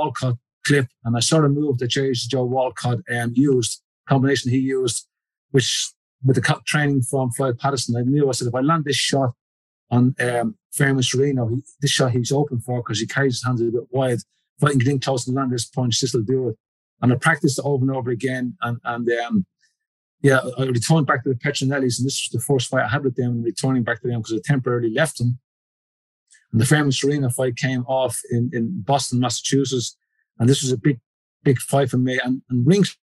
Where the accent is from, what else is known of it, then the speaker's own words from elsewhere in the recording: Ireland; now in United Kingdom; I'm an Irishman